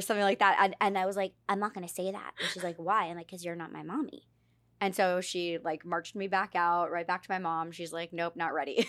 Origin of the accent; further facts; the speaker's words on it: New York City, New York, United States; moved away as an adult; now in Los Angeles, United States; we moved to New York, and I, I grew up in New York